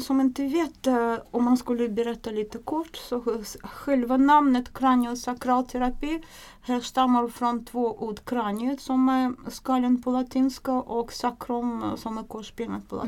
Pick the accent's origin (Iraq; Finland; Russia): Russia; Swedish is a second language; moved away as an adult; now in Sweden; Jag kommer från, ursprungligen från Ryssland. Jag kom till Sverige 1993